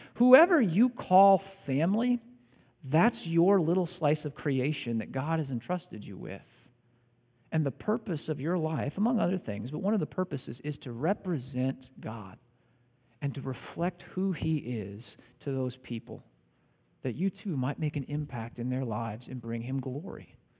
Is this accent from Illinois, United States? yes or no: yes; Southern Illinois, United States; I'm from Southern Illinois